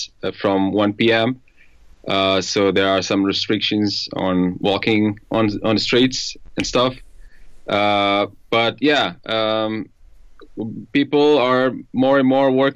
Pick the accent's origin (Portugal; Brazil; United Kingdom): Portugal; Ponte de Sor, Alentejo; English is a second language; moved away as an adult; now in Lisbon, Portugal; I'm from Alentejo, so I'm Alentejan